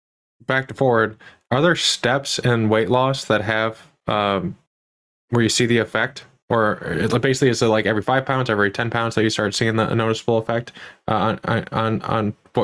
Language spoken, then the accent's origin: English; United States; I'm an American.